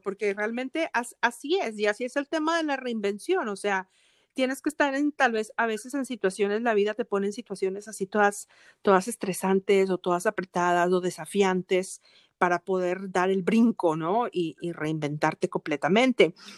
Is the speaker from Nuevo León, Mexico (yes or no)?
yes; Monterrey, Nuevo León, Mexico; now in Atlanta, United States; la gente de Monterrey, de donde yo soy